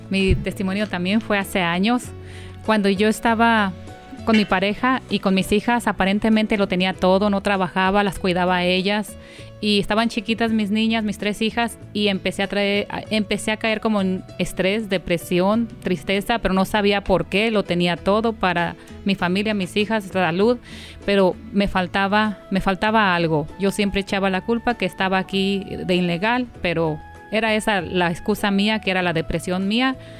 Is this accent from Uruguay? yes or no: no; Guadalajara, Jalisco, Mexico; moved away; yo soy de Guadalajara